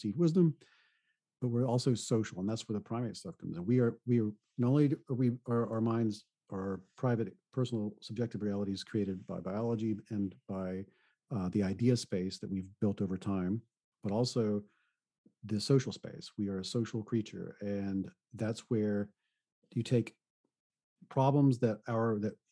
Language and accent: English; the South, United States; I come from the South